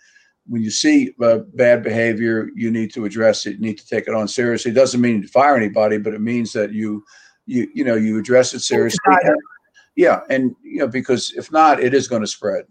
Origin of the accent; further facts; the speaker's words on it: New York City, New York, United States; the way you and I were raised in Queens, the environment we were raised in, we were nurtured in a community, both in an apartment